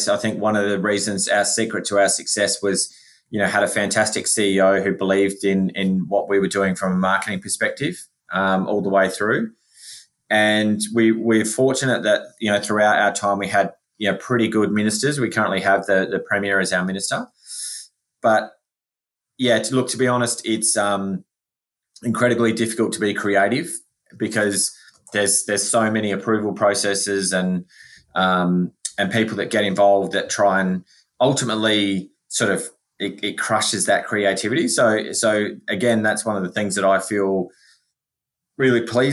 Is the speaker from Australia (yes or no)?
yes; South Australia, Australia; I am from South Australia